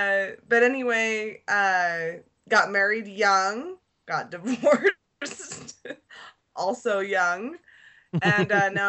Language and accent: English; Sandy, Utah, United States; also born or lived in Springville, Utah; No, I'm originally from Utah. I grew up in Sandy. I'm back where I grew up. I was raised Catholic